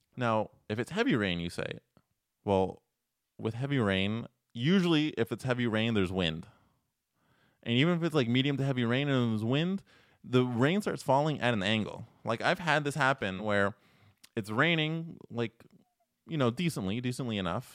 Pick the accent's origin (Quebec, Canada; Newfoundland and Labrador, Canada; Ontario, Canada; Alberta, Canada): Ontario, Canada; Toronto; now in Montreal, Canada; I am originally from Toronto